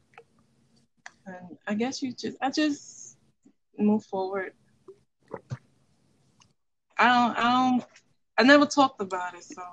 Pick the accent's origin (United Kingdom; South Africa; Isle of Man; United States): United States; New York City, New York; I live in the Bronx. I'm from the Bronx